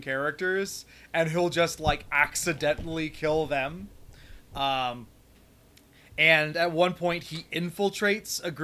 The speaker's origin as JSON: {"language": "English", "country": "United States", "said": "as an American"}